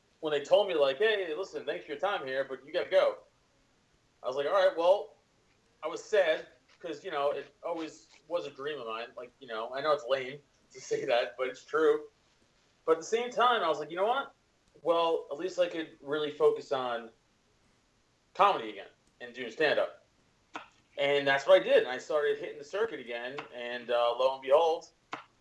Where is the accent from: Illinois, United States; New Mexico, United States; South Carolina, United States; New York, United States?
New York, United States; New York City; I'm from Staten Island, New York